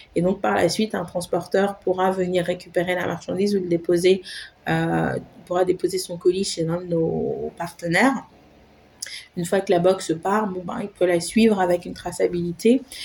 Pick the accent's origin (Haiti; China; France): Haiti; moved away; Je suis euh, repartie en fait m'installer à Haïti, mon pays d'origine